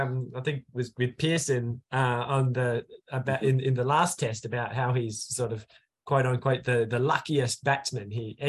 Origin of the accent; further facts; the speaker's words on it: South Australia, Australia; South Australia, his home state, my home state